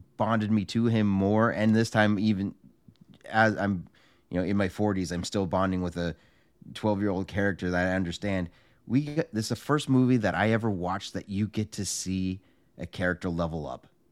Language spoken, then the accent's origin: English; California, United States; Joey and I grew up in California